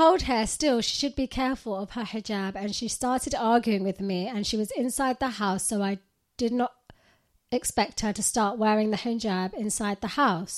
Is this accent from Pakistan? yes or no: yes; Pakistan; English is a second language; moved away as an adult; now in United Kingdom; Basically, just to give you some background, I was born and raised in Pakistan and moved to the UK in the start of 2020.